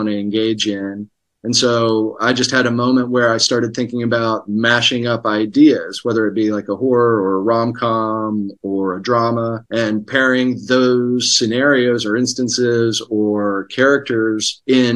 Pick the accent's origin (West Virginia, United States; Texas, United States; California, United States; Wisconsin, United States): West Virginia, United States; Hurricane; moved away as an adult; now in Los Angeles, United States; I'm from Hurricane and grew up in Putnam County.